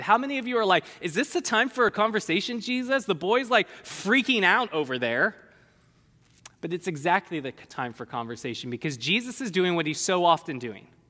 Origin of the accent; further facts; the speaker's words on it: California, United States; I'm a Californian.